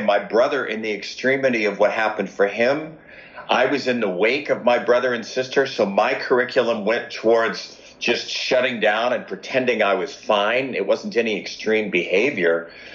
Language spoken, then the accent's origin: English; Los Angeles, California, United States; I grew up in Los Angeles.